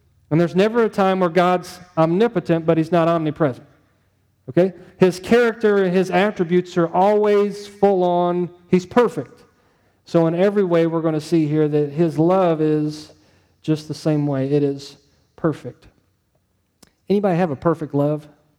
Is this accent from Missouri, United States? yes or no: yes; St. Louis, Missouri, United States; Where are you from? I'm from St. Louis area. Oh, you're a Rams fan. Yeah, that's right. I'm a Rams fan.